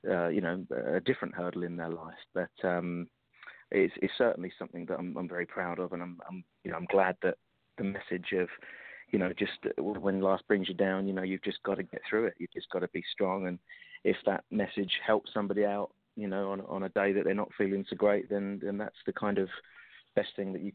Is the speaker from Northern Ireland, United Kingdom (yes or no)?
no; London, United Kingdom; I was growing up in London